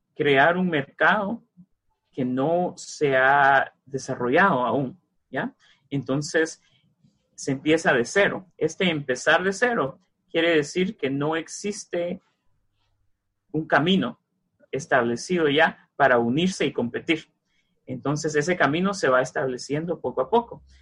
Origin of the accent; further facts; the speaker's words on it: Mazatenango, Suchitepéquez, Guatemala; moved away; yo soy de los departamentos, yo soy de Mazatenango, Xochitepecas, y en Mazate yo leía el libro de Julio Verne